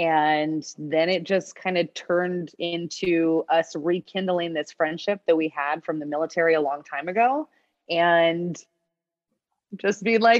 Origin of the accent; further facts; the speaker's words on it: California, United States; moved away as an adult; also born or lived in Hawaii / Alaska; I had never lived in the cold. I grew up in California and I was like an hour away from the mountains, but it's like nothing, right? And then in Hawaii, 12 years on and off.